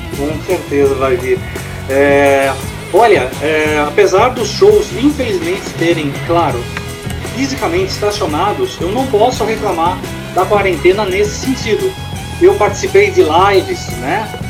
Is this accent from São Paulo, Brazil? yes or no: yes; Bragança Paulista, São Paulo, Brazil; minha cidade natal, Bragança Paulista